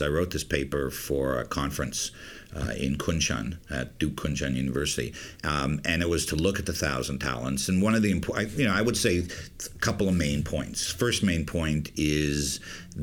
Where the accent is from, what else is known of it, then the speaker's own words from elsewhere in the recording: Canada; moved away; I'm Canadian, right? And I'm a Canadian